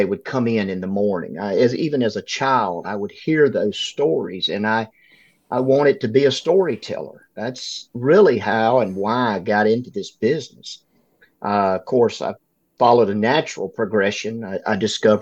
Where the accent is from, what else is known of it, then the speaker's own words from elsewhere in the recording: Northeast Louisiana, United States; I was born and raised in Northeast Louisiana, in a small farming community.